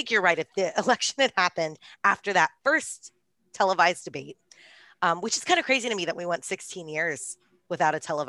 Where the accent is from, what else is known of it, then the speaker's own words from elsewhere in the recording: Houston, Texas, United States; I'm from Houston and I know the theater well.